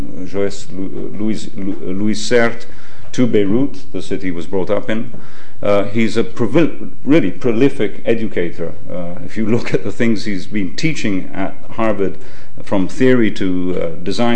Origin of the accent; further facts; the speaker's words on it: Rome, Lazio, Italy; moved away; I was brought up in Rome, I'm half Italian